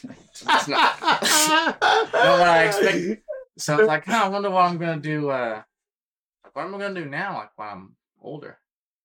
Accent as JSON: {"language": "English", "region": "Yorkshire and the Humber", "country": "United Kingdom", "tie": "born or raised there", "moved": "yes", "lives_now": "United States", "said": "I grew up in North Yorkshire, and I spent a large majority of my childhood on a big ranch."}